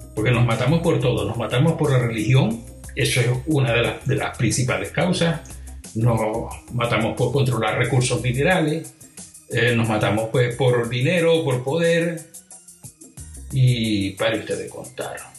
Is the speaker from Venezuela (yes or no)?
yes; Venezuela; moved away; also born or lived in Europe; en Venezuela, de donde yo vengo